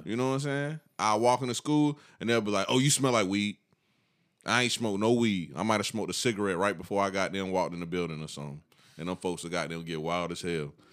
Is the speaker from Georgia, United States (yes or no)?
yes; Columbia County, Georgia, United States; growing up in Columbia County